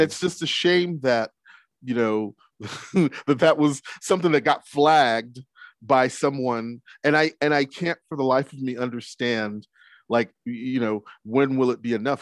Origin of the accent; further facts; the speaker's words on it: Galveston, Texas, United States; from Galveston, I'm very excited because my hometown has been a big part of it